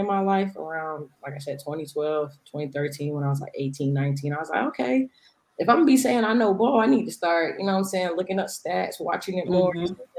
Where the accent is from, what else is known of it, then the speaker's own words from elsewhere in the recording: Boston, Massachusetts, United States; now in Atlanta, United States; originally I am from Boston. Born, raised. I'm from Dorchester. Most people, if you're from there, you know that I was born in Beth Israel Hospital. And me and my family, we moved down to Atlanta, Georgia.